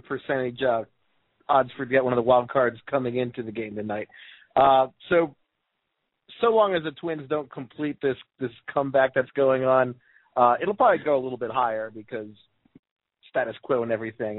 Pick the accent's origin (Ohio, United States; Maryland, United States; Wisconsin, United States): Maryland, United States; Baltimore; I'm from Baltimore